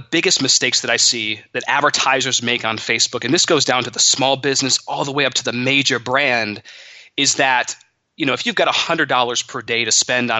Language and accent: English; Monroe, Michigan, United States; But I grew up in Monroe, Michigan. In a middle-class family, my parents were very hard workers